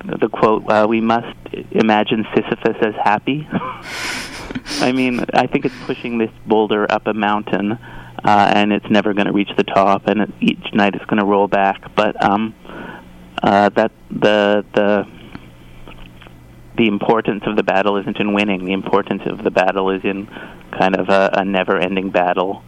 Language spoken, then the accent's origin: English; Toronto, Ontario, Canada; moved away as an adult; now in Montreal, Canada; I grew up in Toronto